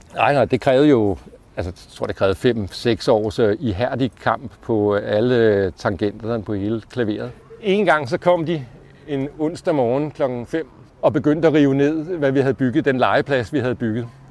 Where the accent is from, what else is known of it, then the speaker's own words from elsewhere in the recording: Allerød, Capital Region of Denmark, Denmark; moved away; also born or lived in Copenhagen; Jeg voksede op i provinsen i Allerød